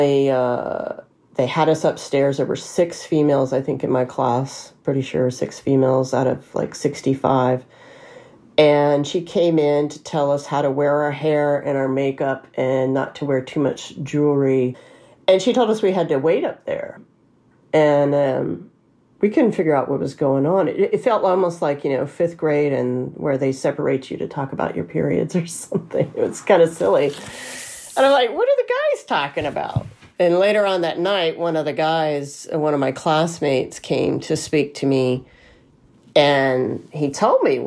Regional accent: Alabama, United States; moved away as an adult; also born or lived in California; I was raised in Alabama

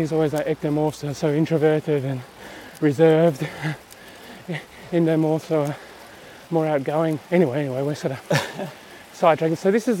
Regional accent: Australia; now in Stabio, Switzerland; I'm actually Australian. I rent a house in Europe. I own a house in Australia.

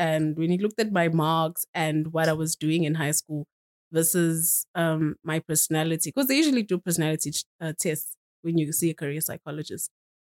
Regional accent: Eswatini; now in Johannesburg, South Africa; I was born in Swaziland, but I am currently living in Joburg

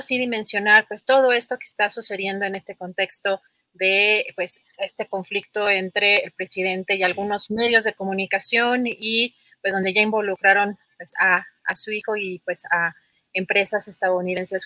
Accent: Mexico; como mexicanos estamos acostumbrados

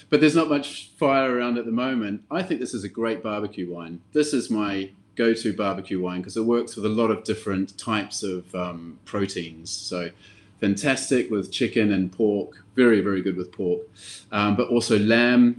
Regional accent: New Zealand; also born or lived in Europe; now in Stockholm, Sweden; I'm from New Zealand, um, but I've been living in Europe for quite some time.

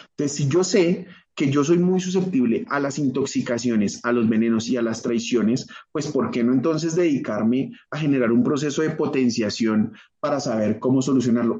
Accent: Colombia; yo soy colombiano

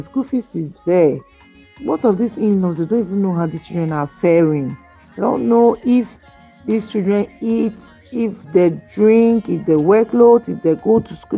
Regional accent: Benue, Nigeria; I'm from Benue State.

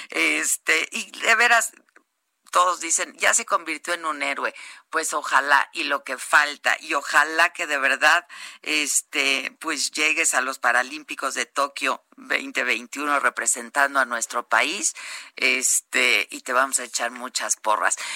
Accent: State of Mexico, Mexico; Yo soy del Estado de México.

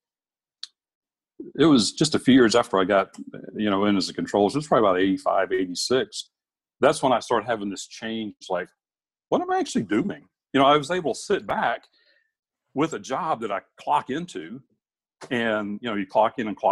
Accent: Alabama, Tennessee, the South, United States; now in Alaska, United States; I grew up in Alabama, Tennessee

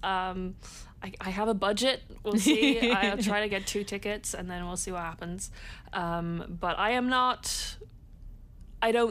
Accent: France; moved away; I grew up in France

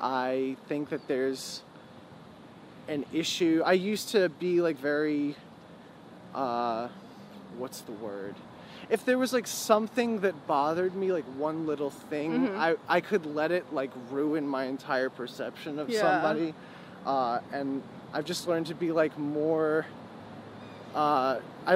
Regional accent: Farmingville, New York, United States; also born or lived in Baltimore / Patchogue; to Farmingville, where I like grew up and spent every day of my life

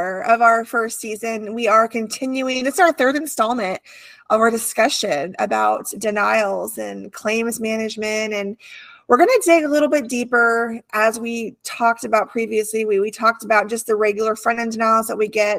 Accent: California, United States; moved away; I grew up in California, different kind of heat. I had the beach near me

